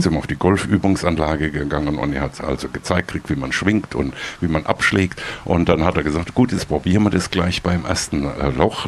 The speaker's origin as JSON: {"language": "German", "town": "Heidelberg", "region": "Baden-Württemberg", "country": "Germany", "also_born_or_lived": "Austria", "moved": "yes", "lives_now": "Freiburg, Germany", "said": "ich komme ja ursprünglich aus Heidelberg"}